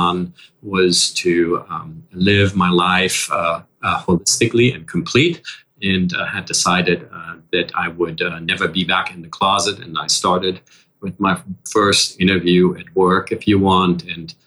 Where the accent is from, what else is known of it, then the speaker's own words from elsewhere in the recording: Germany; English is a second language; moved away as an adult; now in New York, United States; As you can probably hear already with a slight accent, I grew up in Germany and started my professional life in Germany.